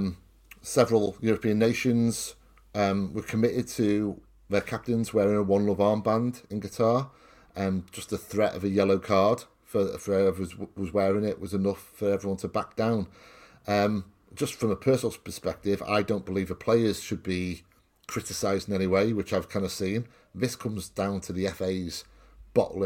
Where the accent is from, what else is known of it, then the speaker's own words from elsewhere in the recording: Wales, United Kingdom; as a Welshman